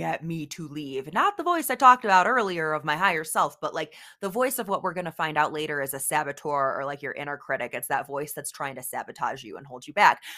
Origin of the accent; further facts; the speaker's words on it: Oswego, Illinois, United States; I grew up in the Midwest, actually, the western suburbs of Chicago, in a little town called Oswego, Illinois